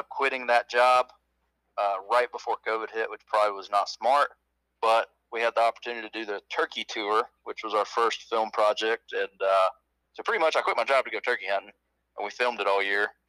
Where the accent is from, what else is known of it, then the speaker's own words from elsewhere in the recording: Tifton, Georgia, United States; now in Nashville, United States; I grew up in Tifton, Georgia